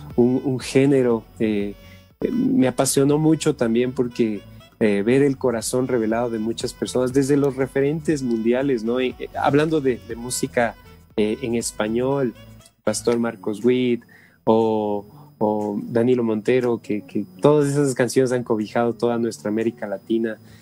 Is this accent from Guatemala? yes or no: no; Ecuador; somos de acá, del Ecuador